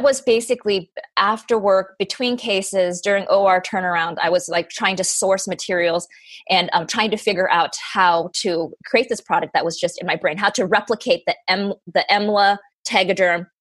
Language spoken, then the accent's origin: English; Colorado, United States; I grew up in Colorado.